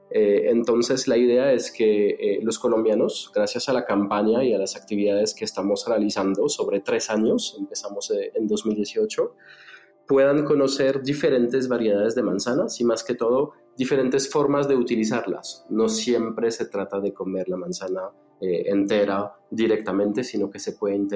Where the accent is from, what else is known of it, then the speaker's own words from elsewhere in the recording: France; accent: French; Spanish is a second language; Eh, van a darse cuenta que sí se me sale el acento francés.